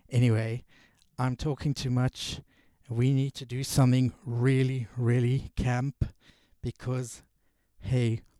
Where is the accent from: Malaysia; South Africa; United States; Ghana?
South Africa; also born or lived in England; from South Africa and also being from England, I'm sort of a bit in between. I don't quite know if I'm British or if I'm South African